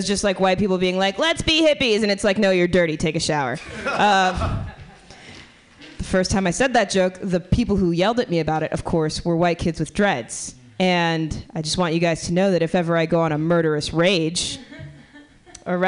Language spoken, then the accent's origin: English; Miami, Florida, United States; moved away as an adult; now in San Francisco, United States; I'm from Miami